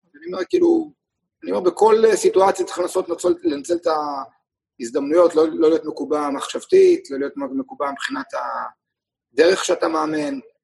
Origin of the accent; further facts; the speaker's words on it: Israel; גם אני וגם אורן סמדג'ה, גם נולדנו בישראל. גם גדלנו כספורטאים בישראל